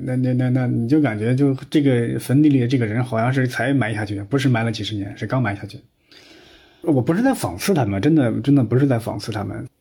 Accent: Henan, China; 因为我们河南老家呀，还有那个土葬的习惯

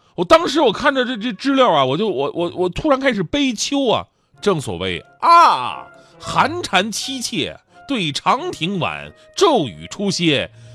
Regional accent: Northeast China, China; also born or lived in Jiangsu and Zhejiang; 东北反正是个节气就吃饺子，就我们那饺子有谜一样的爱恋

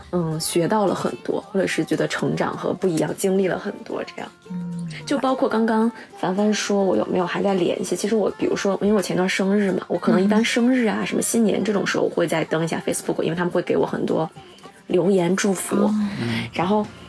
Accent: China; moved away as an adult; now in Toyota, Japan; 我说我是中国人

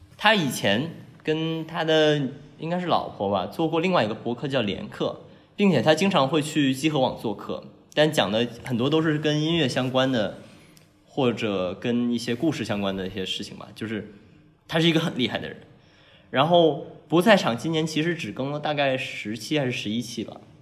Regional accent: Guangdong, China; 我是广东人嘛

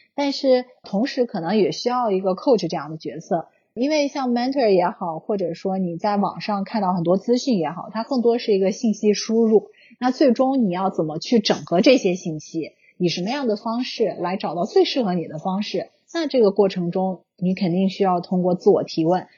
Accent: China; moved away as an adult; now in United States; 从小的经历的国内这种教育

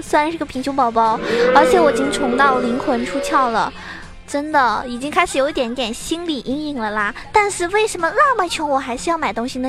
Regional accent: Zhejiang, China; also born or lived in Shanghai; 我从上海搬回浙江

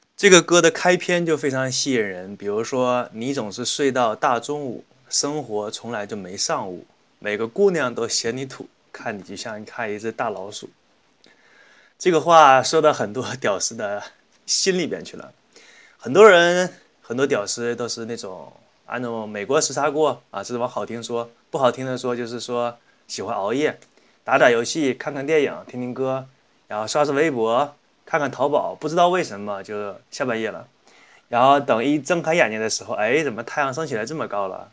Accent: Northeast China, China; 作为一个东北人来说

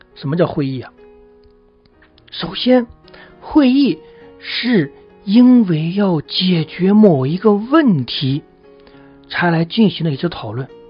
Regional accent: China; 这个一提起开会啊，我们中国人总会比较反感

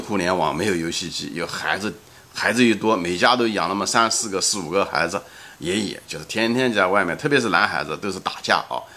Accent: Ma'anshan, Anhui, China; 我的童年基本上是在中国安徽马鞍山，啊，江南的一座新型的一座钢铁城市的郊区，一座矿山

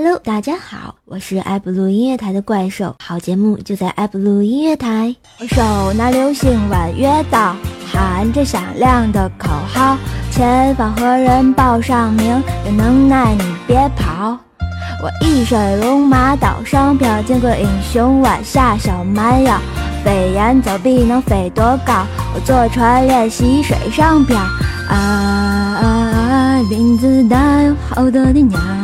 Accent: Tianjin, China; 用我们天津人的话就是啊，骂千不千的，乐呵乐呵，得了

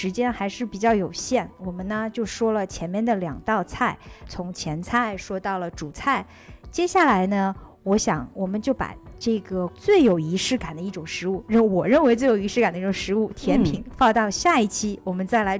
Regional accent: Netherlands; 我是来自于荷兰的

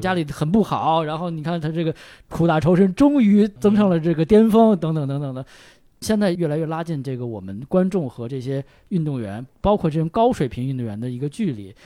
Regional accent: Beijing, China; 展现我们北京人的魅力

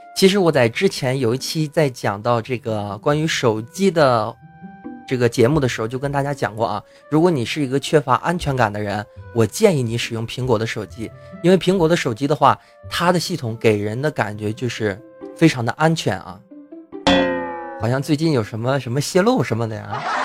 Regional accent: Heilongjiang, China; 在这个黑龙江啊，这东北三省啊，就是老家呀

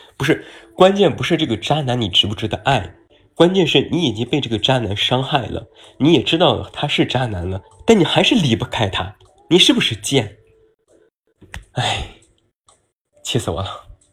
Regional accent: Taiyuan, Shanxi, China; moved away; 我家乡是山西太原

